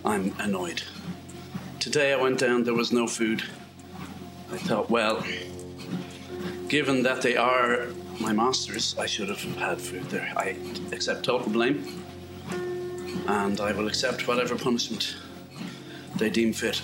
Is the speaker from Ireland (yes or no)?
yes; west of Ireland, Ireland; moved away; When I grew up in Ireland, it was all rectangular bales of hay